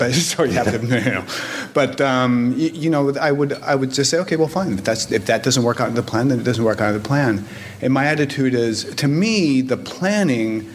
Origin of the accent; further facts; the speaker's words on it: Southern California, United States; now in Westchester County, New York, United States; I grew up in Southern California, and I grew up going to Disneyland as often as I possibly could